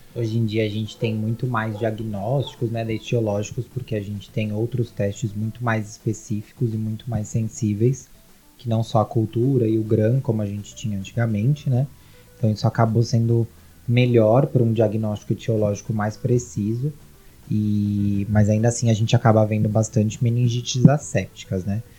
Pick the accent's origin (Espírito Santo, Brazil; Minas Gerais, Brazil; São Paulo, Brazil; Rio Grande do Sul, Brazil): São Paulo, Brazil; sou daqui de São Paulo mesmo